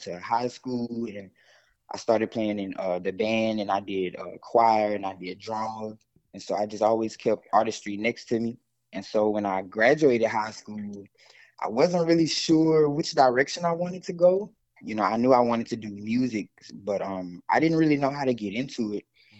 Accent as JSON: {"language": "English", "town": "Zachary", "region": "Louisiana", "country": "United States", "tie": "born or raised there", "said": "Well, I grew up in a town called Zachary, Louisiana, not far from New Orleans"}